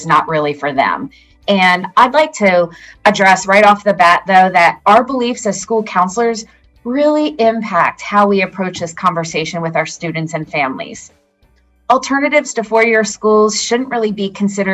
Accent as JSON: {"language": "English", "region": "Pennsylvania", "country": "United States", "said": "I'm from Pennsylvania"}